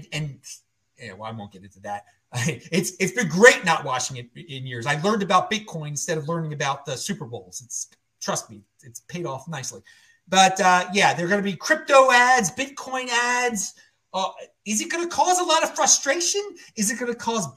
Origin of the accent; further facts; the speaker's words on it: Baltimore, Maryland, United States; moved away; also born or lived in West Virginia; I'm from the East Coast, Baltimore originally